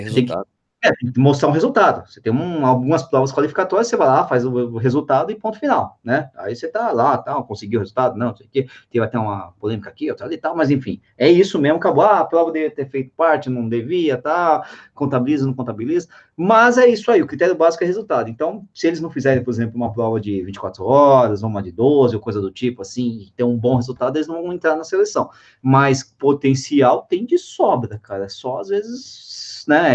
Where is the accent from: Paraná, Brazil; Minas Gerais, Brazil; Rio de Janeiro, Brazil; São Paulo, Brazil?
São Paulo, Brazil; São Bernardo do Campo; Eu sou de lá, né? Sou de São Bernardo